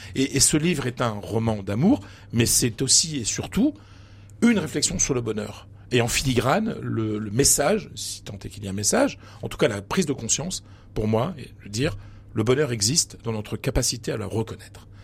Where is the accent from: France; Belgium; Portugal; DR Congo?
France; Pas-de-Calais, Hauts-de-France; moved away; je viens d'un petit village du Pas-de-Calais. Je viens d'une famille modeste.